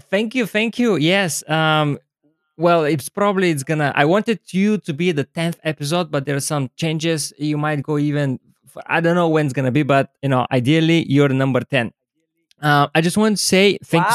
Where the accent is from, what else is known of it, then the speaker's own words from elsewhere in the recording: Bulgaria; now in London, United Kingdom; every time i go back to bulgaria i don't see just my friends and family